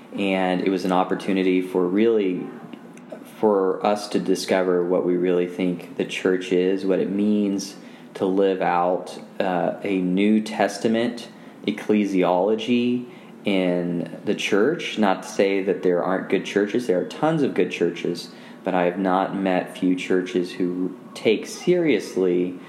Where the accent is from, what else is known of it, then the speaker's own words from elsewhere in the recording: Kansas City, Missouri, United States; moved away as an adult; also born or lived in Maryville; now in St. Joseph, United States; since we grew up in Kansas City.